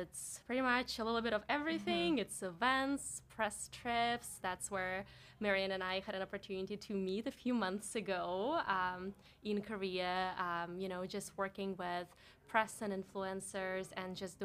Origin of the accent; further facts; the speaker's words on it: Barnaul, Altai Krai, Russia; English is a second language; moved away as an adult; now in New York, United States; I've never been that far away from my hometown back in Russia. I'm from Siberia, from a relatively small town called Barnaul